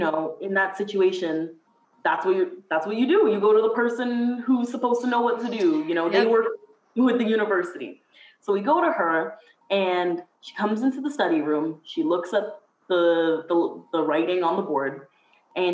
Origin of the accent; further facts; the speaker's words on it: Mississauga, Ontario, Canada; I'm from Mississauga, so in the GTA